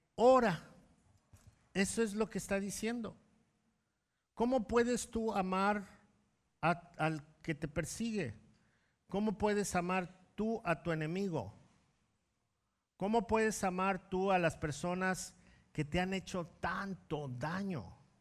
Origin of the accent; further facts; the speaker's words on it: Mexico; como mexicanos